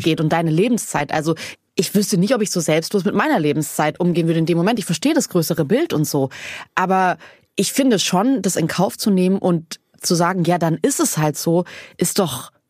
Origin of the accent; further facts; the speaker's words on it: Southern Germany, Germany; ich komme auch aus Süddeutschland vom Land